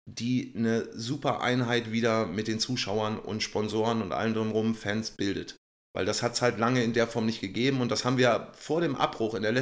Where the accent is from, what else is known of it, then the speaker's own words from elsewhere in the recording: Lübeck, Schleswig-Holstein, Germany; born there; dass ich sagen kann, ich bin gebürtiger Lübecker und äh, bin jetzt in dieser Funktion hier wieder tätig, klar.